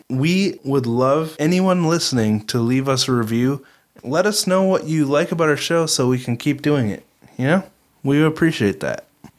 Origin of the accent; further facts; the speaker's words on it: Minnesota, United States; We're from Minnesota. Can we say y'all?